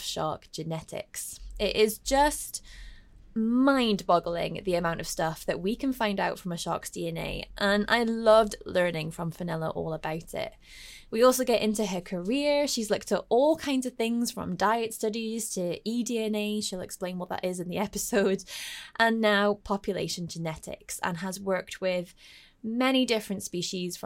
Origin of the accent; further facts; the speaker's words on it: Scotland, United Kingdom; my home country, Scotland